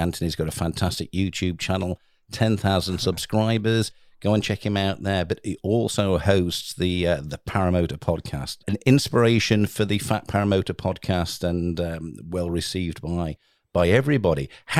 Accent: England, United Kingdom; we're English

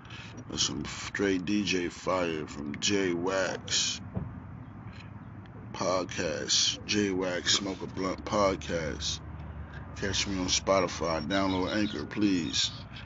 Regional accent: Staten Island, New York, United States; Yeah, I was born and raised in Staten Island, you know what I mean?

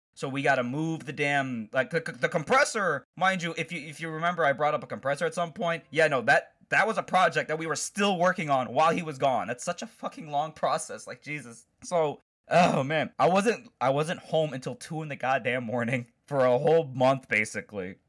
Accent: Chicago, Illinois, United States; I'm from Chicago

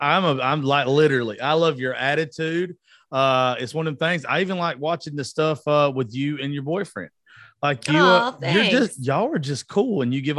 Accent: the South, United States; I'm from the South and we're taught growing up for the majority, you know, shut up

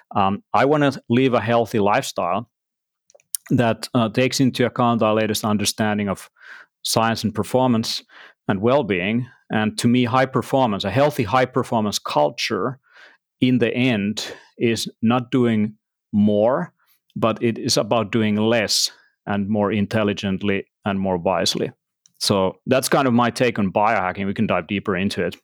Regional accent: Finland; also born or lived in Tallinn, Estonia; I'm from Finland, and I live in Helsinki, and between Tallinn uh, Estonia, actually, nowadays, uh, in both places.

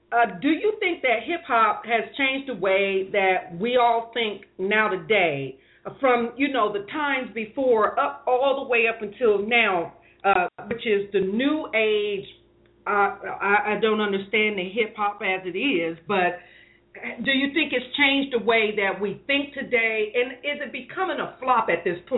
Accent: Columbus, Ohio, United States; moved away as an adult; also born or lived in Los Angeles; I'm from Columbus, Ohio. I just I just got here a year.

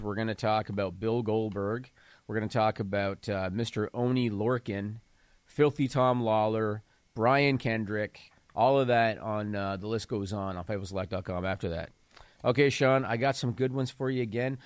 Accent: small town Ontario, Canada; I'm from small town Ontario, Canada

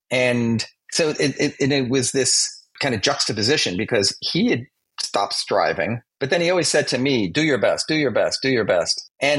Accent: Massapequa Park, New York, United States; I grew up on Long Island, Massapequa Park.

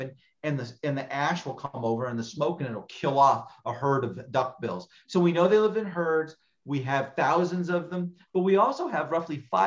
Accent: Arizona, United States; I'm born and raised in Arizona

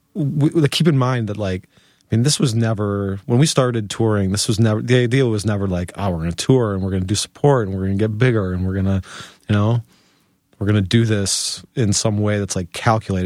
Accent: Chicago, Illinois, United States; moved away as an adult; now in Portland, United States; if you were to ask me where I'm from, you know, I would tell you that I'm from Chicago

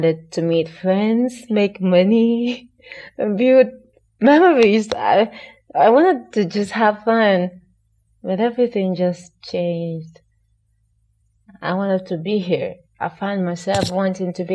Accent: Sokoto, Nigeria; also born or lived in Ondo State (father) / Kwara State (mother); by nature of location, I am from Sokoto State, and my father is from Ondo State, that is in the southwest of Nigeria, and my mom is from Kwara State

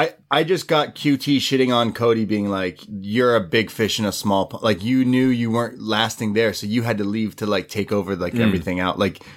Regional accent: United Kingdom; and by the way, I'm British, and I fight people.

